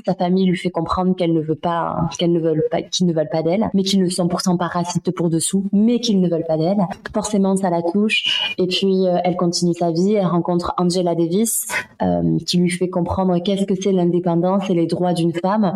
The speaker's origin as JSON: {"language": "French", "country": "France", "tie": "born or raised there", "also_born_or_lived": "Ho Chi Minh City, Vietnam", "said": "je suis arrivée en France, j'avais à peu près deux mois et j'ai grandi à la campagne"}